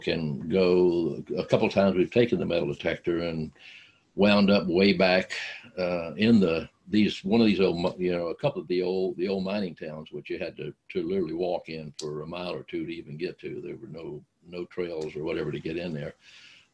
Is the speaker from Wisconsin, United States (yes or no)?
no; North Georgia, United States; where I was growing up in the North Georgia mountain